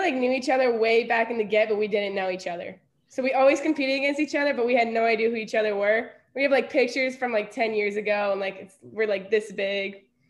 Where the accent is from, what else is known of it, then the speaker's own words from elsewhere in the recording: Evergreen, Colorado, United States; I am from Denver, Colorado, but my family is originally from Moscow, Russia.